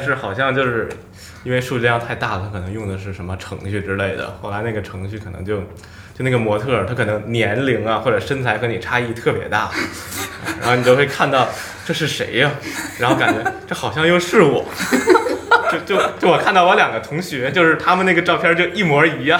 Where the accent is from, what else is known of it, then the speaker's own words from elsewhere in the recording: Beijing, China; 我们就出生在北京